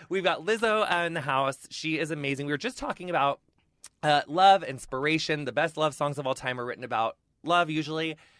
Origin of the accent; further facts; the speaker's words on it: Illinois, United States; also born or lived in Minneapolis; Midwesterner, too. I'm from Illinois